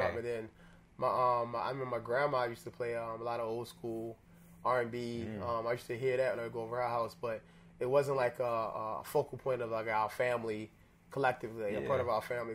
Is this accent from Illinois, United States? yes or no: no; Baltimore, Maryland, United States; moved away as an adult; I grew up mostly in West Baltimore